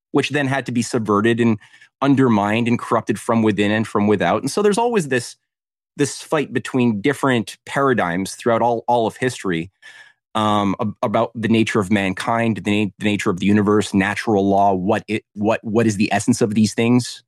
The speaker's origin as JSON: {"language": "English", "country": "Canada", "said": "I was in Canada, um, as a Canadian activist"}